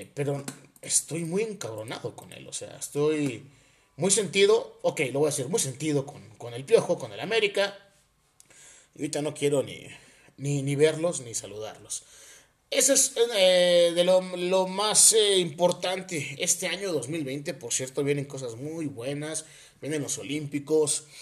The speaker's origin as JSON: {"language": "Spanish", "region": "Oaxaca", "country": "Mexico", "also_born_or_lived": "Puebla", "said": "Yo soy de Oaxaca, pero estudié en Puebla, como pues muchos oaxaqueños lo hacemos"}